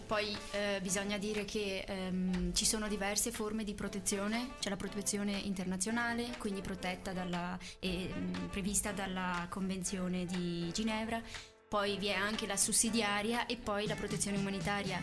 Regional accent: Iraq; now in Italy; io sono di origini irachene

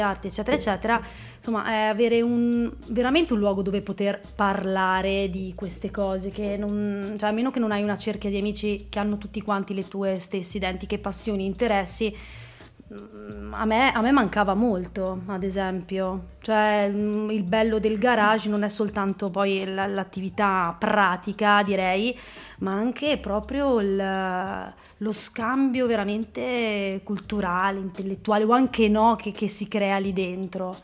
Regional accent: Trentino-Alto Adige, Italy; also born or lived in Germany; qua da noi in Trentino

